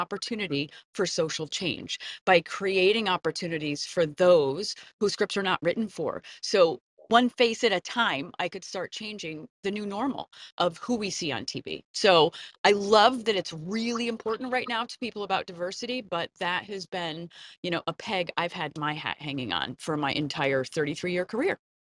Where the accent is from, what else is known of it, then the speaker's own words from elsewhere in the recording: Connecticut, United States; I saw my first Broadway show growing up in Connecticut